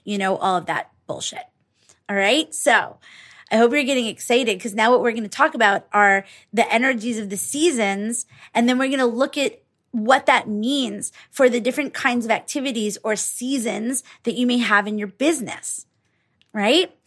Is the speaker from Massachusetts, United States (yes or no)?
no; New York, United States; I grew up in New York